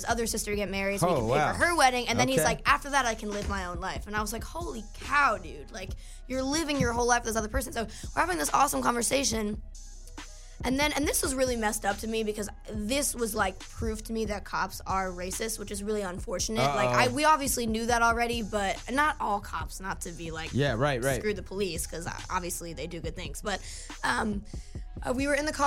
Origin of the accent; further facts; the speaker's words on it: United States; moved away; also born or lived in New Jersey; I was in New York recently, and I'm from New York, and my family lives there